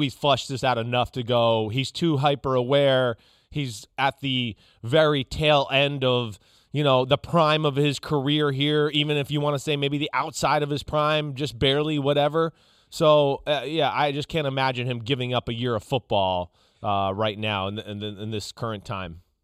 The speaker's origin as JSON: {"language": "English", "region": "New Jersey", "country": "United States", "accent": "New Jersey", "said": "my New Jersey accent"}